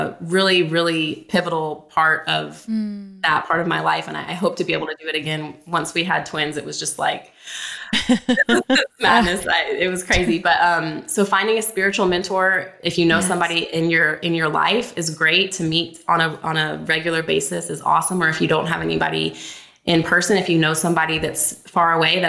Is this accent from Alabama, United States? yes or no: yes; Alabama, United States; moved away; I'm from Alabama